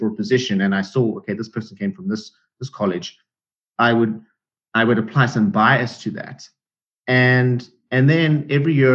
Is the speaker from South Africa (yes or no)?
yes; South Africa; moved away as an adult; I am an immigrant. I came from South Africa 10 years ago